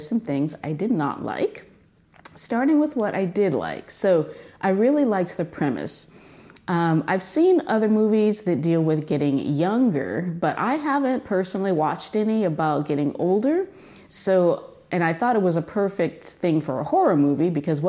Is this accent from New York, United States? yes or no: no; California, United States; moved away; I'm from California